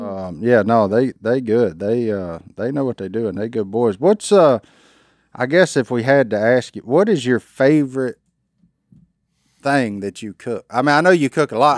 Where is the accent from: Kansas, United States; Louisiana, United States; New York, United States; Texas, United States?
Louisiana, United States; I'm a redneck from Louisiana